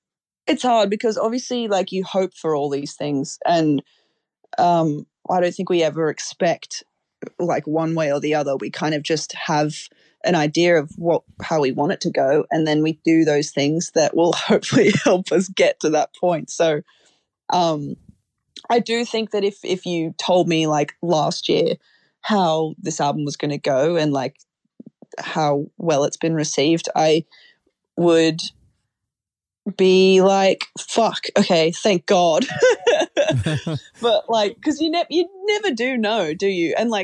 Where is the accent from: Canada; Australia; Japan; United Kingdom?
Australia; So I had to come back home to Oz. So it was like a short-lived living in UK.